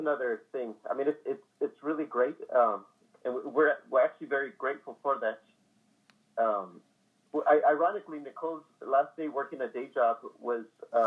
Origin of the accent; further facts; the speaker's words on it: San Antonio, Texas, United States; born and raised in San Antonio.